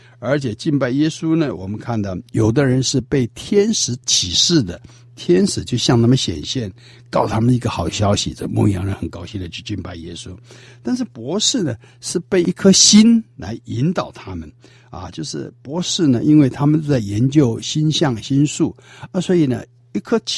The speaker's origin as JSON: {"language": "Chinese", "country": "China", "said": "所以这些呢，都是我们中国人对这些的称呼啊。"}